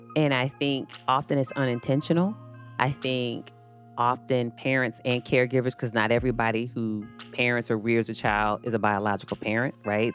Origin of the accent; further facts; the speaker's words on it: Virginia Beach, Virginia, United States; When I was growing up, I'm from Virginia Beach, Virginia.